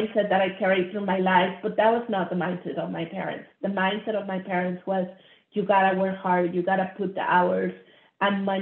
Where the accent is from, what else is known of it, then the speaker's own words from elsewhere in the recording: Monterrey, Nuevo León, Mexico; I grew up middle class in Monterrey, Mexico.